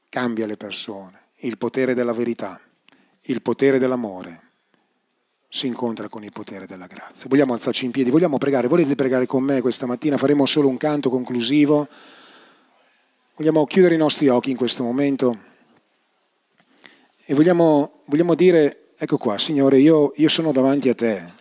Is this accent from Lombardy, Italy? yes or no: yes; Bergamo, Lombardy, Italy; profumo di, no, profumo di cioè, polenta e coniglio sono di Bergamo